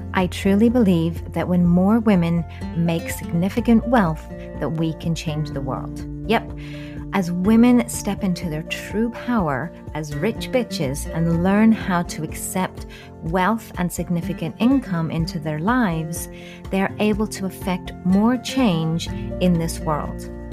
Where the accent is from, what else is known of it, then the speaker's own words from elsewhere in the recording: New Zealand; I was born in New Zealand